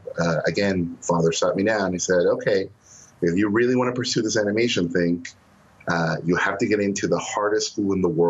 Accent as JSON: {"language": "English", "region": "Mexico City", "country": "Mexico", "tie": "born or raised there", "moved": "yes", "said": "I was born in Mexico City"}